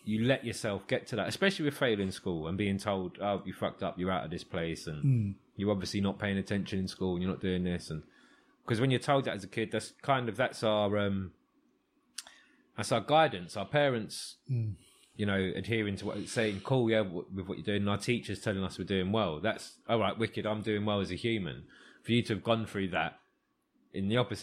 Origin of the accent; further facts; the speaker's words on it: London, United Kingdom; growing up here was really easy. Piece of piss in Kilburn